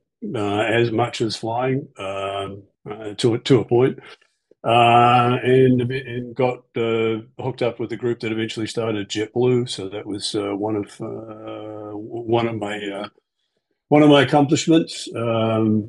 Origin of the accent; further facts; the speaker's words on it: New Zealand; now in United States; So I'm from New Zealand